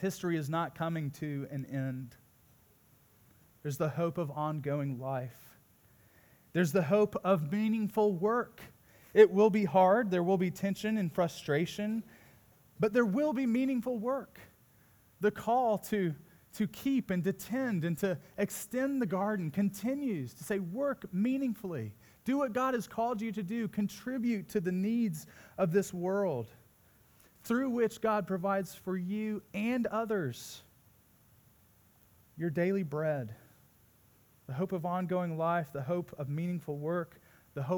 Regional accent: Midwest, United States; moved away; as a Midwesterner

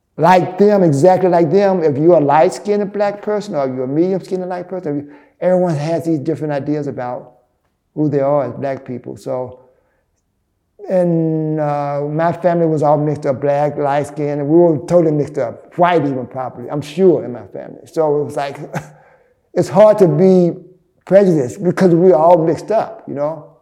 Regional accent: Birmingham, Alabama, United States; moved away as an adult; now in New York, United States; I grew up in Birmingham, Alabama. So in 1983, I moved here to New York

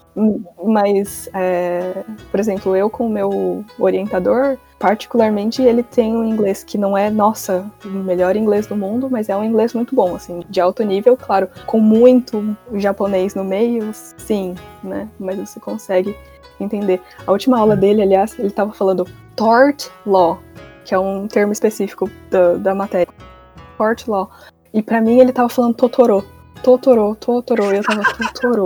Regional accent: São Paulo, Brazil; moved away as an adult; now in Japan; eu sou de São Paulo, o consulado pelo qual eu prestei foi o de São Paulo

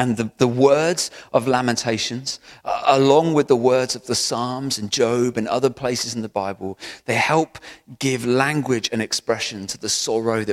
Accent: Bristol, South West England, United Kingdom; where I was from Hartcliffe in South Bristol

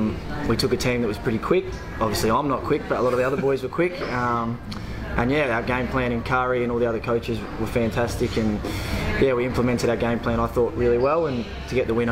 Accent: Largs Bay, South Australia, Australia; I grew up around this area, so I was born in Largs Bay, just around the corner there.

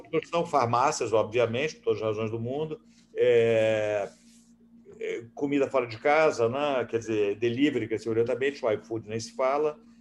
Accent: Rio de Janeiro, Brazil; also born or lived in Boston, United States; Eu sou um carioca que nasci em Ipanema, moro em Ipanema

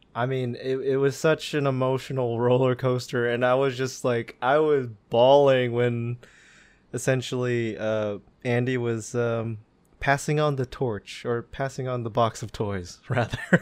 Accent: Philippines; something we all can really relate to being Filipino

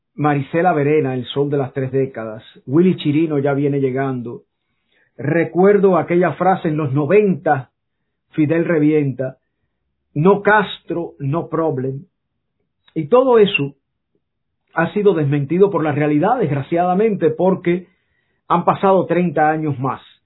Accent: Cuba; moved away; me fui de Cuba

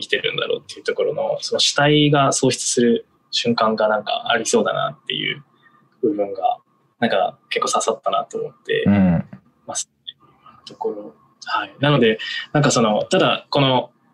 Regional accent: Miyazaki, Japan; 僕、実は宮崎出身

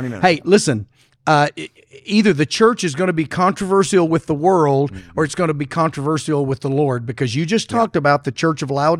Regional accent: Arkansas, United States; I'm from Arkansas.

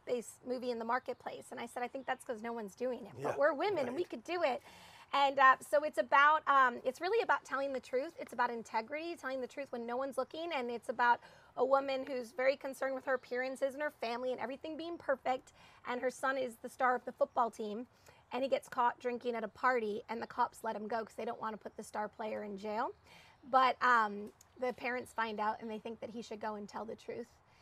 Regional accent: Massachusetts, United States; moved away as an adult; now in Los Angeles, United States; I grew up in Massachusetts.

